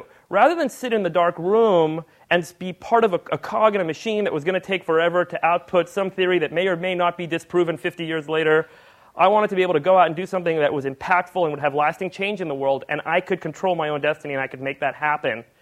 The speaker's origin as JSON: {"language": "English", "town": "Los Angeles", "region": "California", "country": "United States", "tie": "born or raised there", "also_born_or_lived": "Cape Town, South Africa", "said": "when I grew up in Hollywood, I went to the school with all the Hollywood kids"}